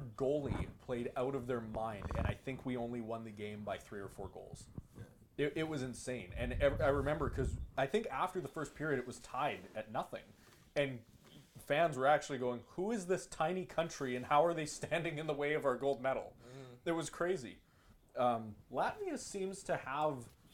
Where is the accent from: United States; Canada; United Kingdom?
Canada; as a Canadian hockey fan